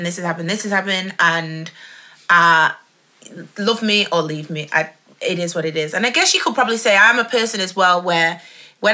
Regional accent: Stockport, North West England, United Kingdom; I'm from Edgeley. I'm from Stockport

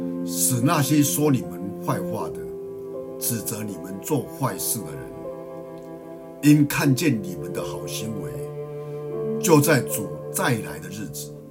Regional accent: Miaoli County, Taiwan; 在我的家乡苗栗县

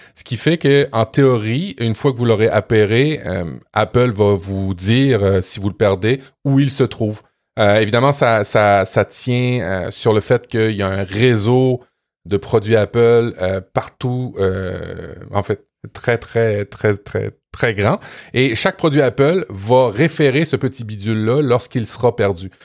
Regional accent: Canada; chez nous au Canada

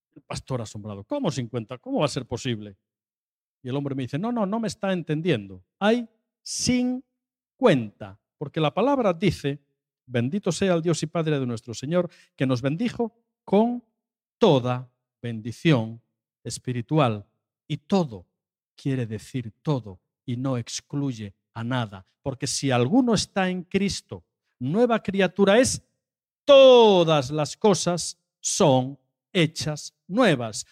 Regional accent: Asturias, Spain; yo soy de Asturias

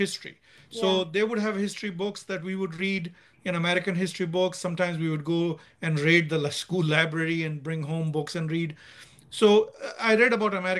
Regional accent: Nigeria; moved away as an adult; now in United States; when we were growing up in Nigeria, because I was in Nigeria until O-levels or 10th grade. So I left Nigeria. No, sorry, what am I saying? A-level. So I left Nigeria at the age of 18. I was there from the age of 4 to the age of 18

